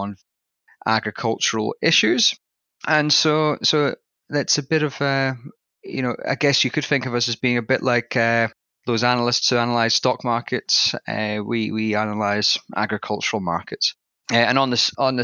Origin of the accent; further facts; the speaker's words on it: southwest Scotland, United Kingdom; accent: Scottish; moved away as an adult; my accent is slightly different in that I've got a little bit of a Scottish tang there. And basically, I come from a small town in southwest Scotland.